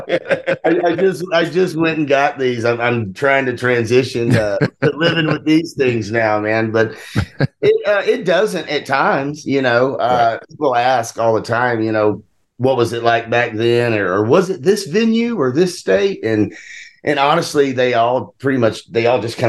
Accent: Mississippi, United States; We grew up in Mississippi, right on the Mississippi-Tennessee line

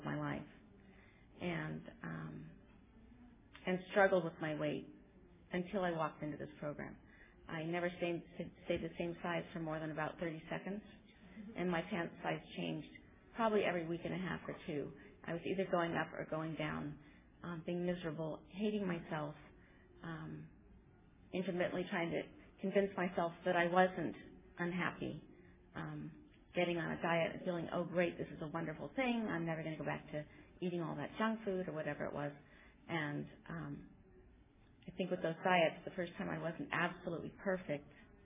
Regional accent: California, United States; also born or lived in Pennsylvania; we moved out to California from Pennsylvania, and I was about 10.

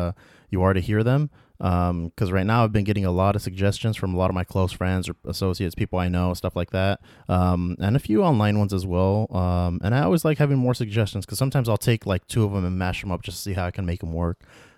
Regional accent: United States; my home country, the United States of America

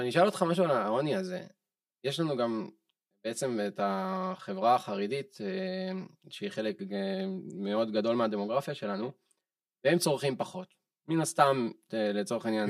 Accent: Israel; אני ישראלי בן 30

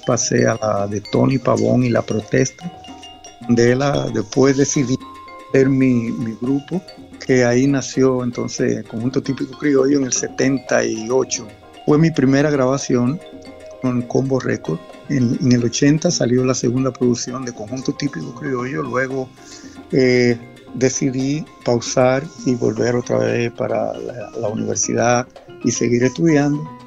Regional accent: La Romana, Dominican Republic; moved away as an adult; also born or lived in Santo Domingo, Dominican Republic; now in New York, United States; Yo vengo de República Dominicana, la cual nací en La Romana, eh, un pueblito en el este. Ya a los 14 años eh, me trasladé

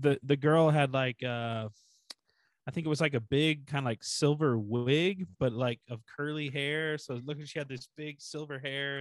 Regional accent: Kansas, United States; I'm from Kansas

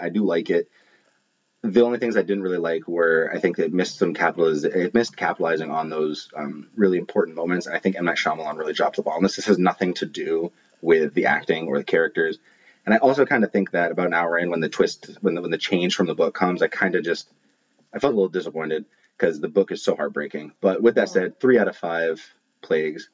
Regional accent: Maine, United States; I'm from Maine

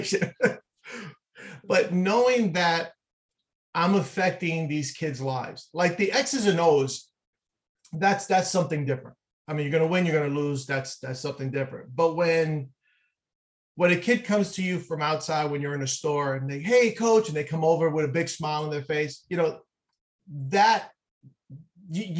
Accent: New York City, New York, United States; I grew up in Manhattan, in the city, not a lot of green space

